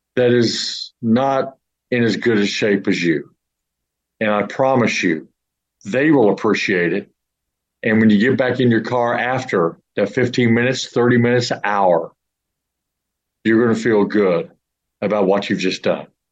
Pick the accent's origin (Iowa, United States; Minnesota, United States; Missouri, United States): Missouri, United States; St. Louis; now in Houston, United States; I'm from the St. Louis area